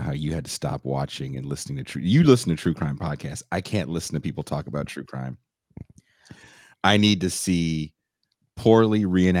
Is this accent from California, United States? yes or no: yes; the Bay Area, California, United States; I'm from the Bay Area